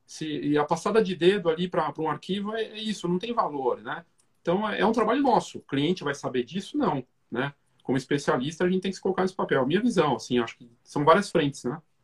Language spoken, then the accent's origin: Portuguese; Curitiba, Paraná, Brazil; now in São Paulo, Brazil; eu sou de Curitiba, a gente é de Curitiba, né? mas eu já estou mais tempo em São Paulo hoje